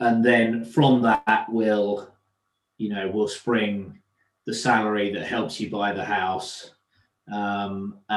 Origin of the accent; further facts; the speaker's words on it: North Essex, East of England, United Kingdom; also born or lived in London; I grew up in North Essex, about an hour from the city